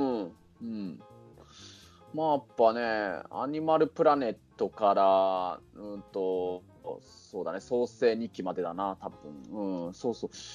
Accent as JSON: {"language": "Japanese", "town": "Kunitachi", "region": "Tokyo", "country": "Japan", "tie": "born or raised there", "said": "僕の実家のある国立"}